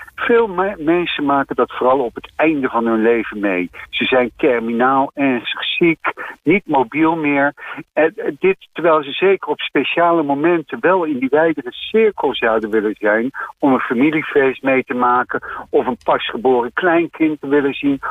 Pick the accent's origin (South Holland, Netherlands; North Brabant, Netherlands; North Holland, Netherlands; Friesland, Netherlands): South Holland, Netherlands; Delft; also born or lived in The Hague; ik kom ook uit Den Haag. ik ben er niet geboren, ik ben in delft geboren. Maar ja, ik heb wel een aantal jaar in Den Haag gewoond